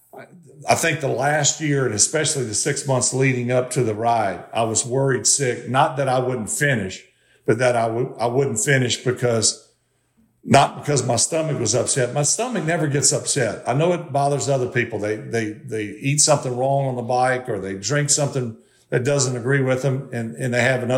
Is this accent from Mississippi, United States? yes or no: yes; Mississippi, United States; I grew up in Mississippi